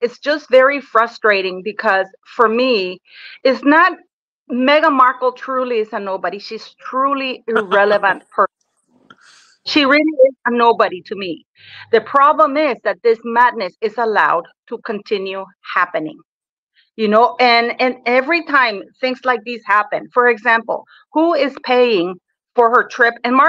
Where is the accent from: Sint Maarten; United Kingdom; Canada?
Canada; because I am Canadian